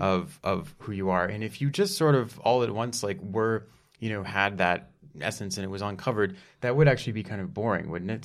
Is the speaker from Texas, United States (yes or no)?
yes; Dallas, Texas, United States; I'm from Dallas, Texas